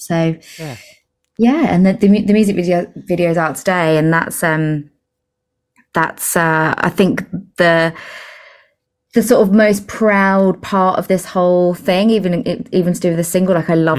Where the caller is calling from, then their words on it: Brighton, South East England, United Kingdom; So I'm calling from East Sussex at the moment.